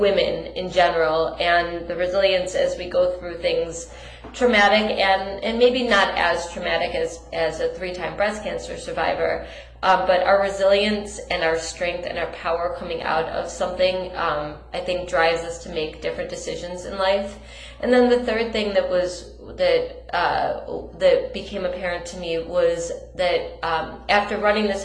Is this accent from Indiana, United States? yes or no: no; Detroit, Michigan, United States; We're both from Detroit